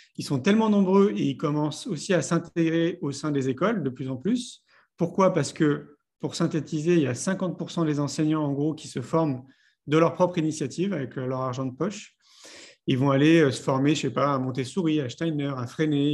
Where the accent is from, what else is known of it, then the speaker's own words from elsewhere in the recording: Paris, Île-de-France, France; moved away as an adult; j'ai grandi à Paris. J'y ai vécu 34 ans